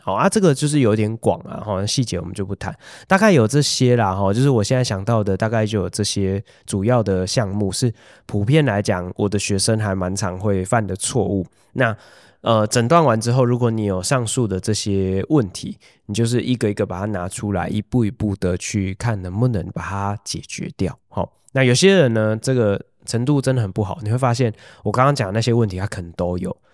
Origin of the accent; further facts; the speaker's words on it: Hualien County, Taiwan; 我以前小时候在花莲长大，家里面没有用除湿机的习惯